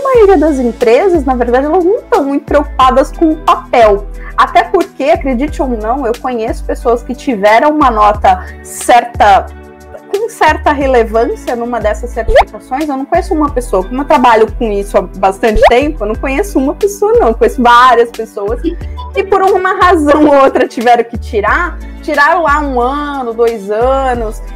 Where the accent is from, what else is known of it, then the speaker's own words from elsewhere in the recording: Brazil; nós brasileiros